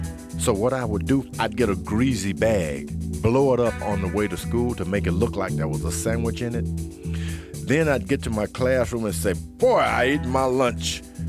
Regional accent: Houston, Texas, United States; born or raised there

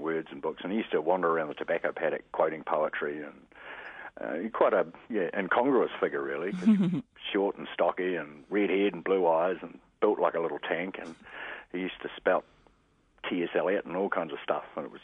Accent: Motueka Valley, Tasman, New Zealand; now in Christchurch, New Zealand; I was brought up in the Motueka Valley

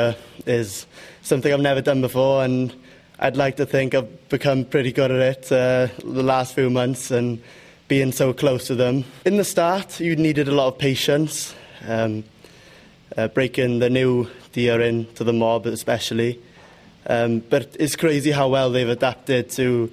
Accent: Wales, United Kingdom; moved away as an adult; now in New Zealand; I'm from Wales and I'm 20 years old

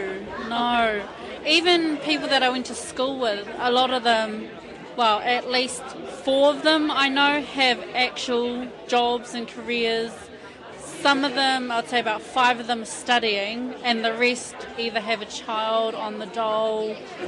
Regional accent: Auckland, New Zealand; I'm from the North Shore.

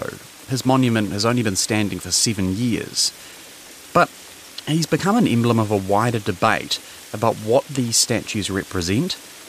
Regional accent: Hamilton, Waikato, New Zealand; When I was a kid growing up in Hamilton

